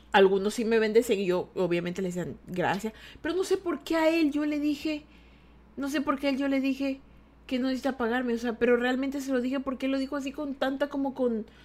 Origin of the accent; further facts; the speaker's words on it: Ecuador; yo soy de Ecuador, ¿ya? Yo soy de Ecuador. ¿Tú sabes dónde está Ecuador? Exacto, en la línea equinoxial de Ecuador, la línea también invisible. Es decir, que nosotros somos un país invisible.